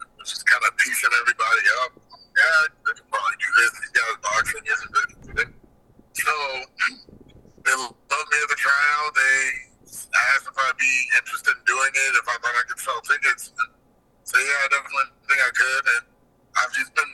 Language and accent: English; Albuquerque, New Mexico, United States; born or raised there